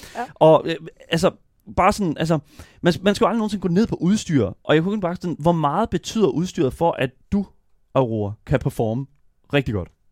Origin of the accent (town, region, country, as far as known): Denmark